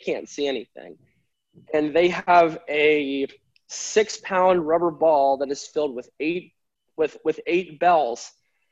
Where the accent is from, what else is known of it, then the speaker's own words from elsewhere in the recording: United States; my home country